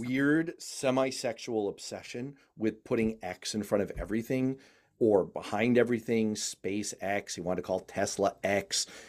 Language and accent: English; United States; as an American